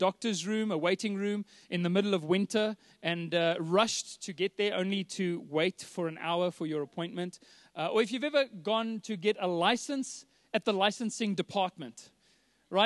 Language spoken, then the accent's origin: English; Johannesburg, Gauteng, South Africa; I was born and raised here in Joburg, born in Sandton Clinic